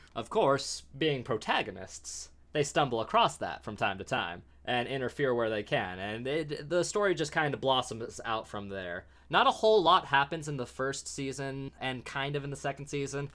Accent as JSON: {"language": "English", "country": "United States", "said": "We are American"}